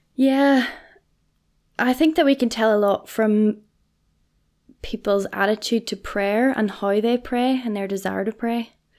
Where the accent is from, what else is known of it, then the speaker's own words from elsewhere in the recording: Portadown, Northern Ireland, United Kingdom; I am from Portadown